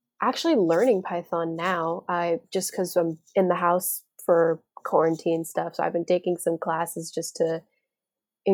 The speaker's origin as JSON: {"language": "English", "region": "Florida", "country": "United States", "said": "I'm from Florida. I live in a tropical"}